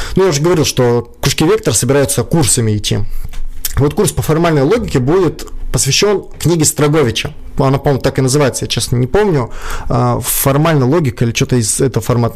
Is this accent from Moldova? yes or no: no; Kyiv, Ukraine; moved away as an adult; now in Saint Petersburg, Russia; я сам из Украины. Там, я до 20 лет жил в Киеве.